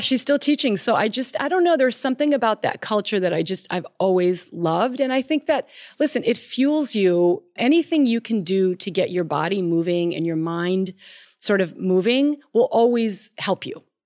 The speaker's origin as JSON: {"language": "English", "region": "Minnesota", "country": "United States", "said": "I'm from Minnesota"}